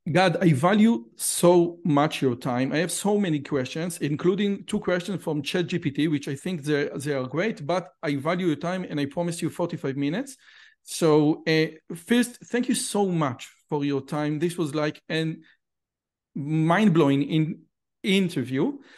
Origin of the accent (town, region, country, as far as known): Israel; also born or lived in Samaria